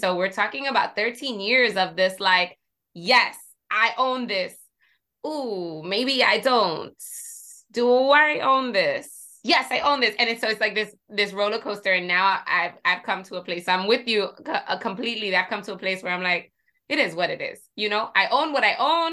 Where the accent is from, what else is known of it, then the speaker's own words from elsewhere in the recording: Jersey City, New Jersey, United States; I come from Jersey City, right? And I'm Puerto Rican. So I grew up surrounded by people that look like me